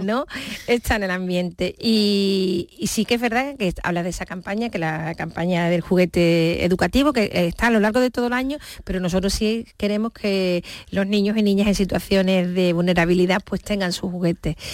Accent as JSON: {"language": "Spanish", "town": "Seville", "region": "Andalusia", "country": "Spain", "tie": "born or raised there", "moved": "yes", "lives_now": "Cádiz, Spain", "said": "yo mi DNI pone que yo nací en Sevilla, mis padres son de Sevilla, toda mi familia está en Sevilla"}